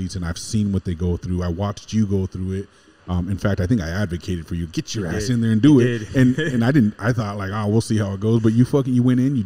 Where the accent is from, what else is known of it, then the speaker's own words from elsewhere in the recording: West Covina, California, United States; born in West Covina, California, and born and raised in Southern California my whole life